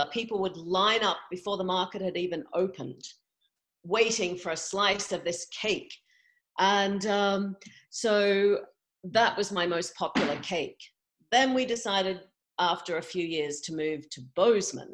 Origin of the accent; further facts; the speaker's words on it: Australia; moved away as an adult; also born or lived in England / California; now in Montana, United States; I grew up in Australia, but then moved to England in my early 20s.